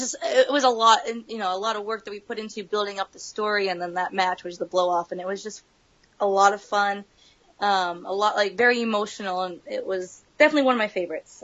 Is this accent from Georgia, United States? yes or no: no; San Dimas, California, United States; moved away; also born or lived in Massachusetts; I'm from San Dimas, California